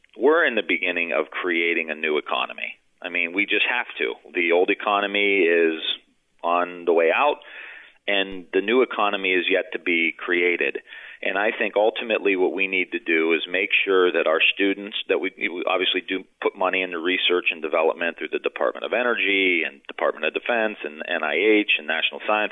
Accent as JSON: {"language": "English", "town": "Youngstown", "region": "Ohio", "country": "United States", "said": "I'm from Youngstown, Ohio"}